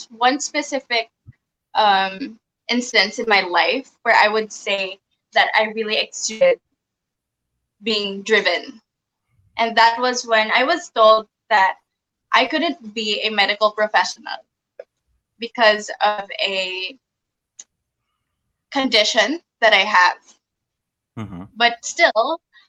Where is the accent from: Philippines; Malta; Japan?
Philippines; I was born and raised in the Philippines